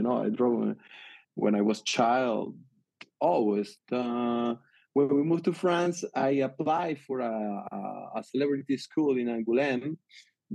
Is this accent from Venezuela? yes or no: yes; Venezuela; English is a second language; moved away; I grew up in Venezuela.